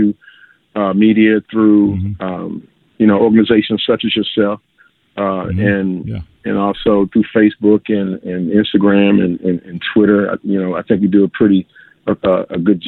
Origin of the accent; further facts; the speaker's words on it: Washington, District of Columbia, United States; moved away as an adult; now in Clarksdale, United States; I met my wife actually in Washington, D.C., where I'm originally from